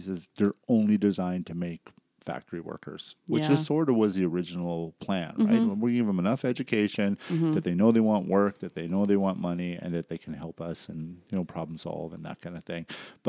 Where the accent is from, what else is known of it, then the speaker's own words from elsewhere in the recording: British Columbia, Canada; moved away; I grew up in BC.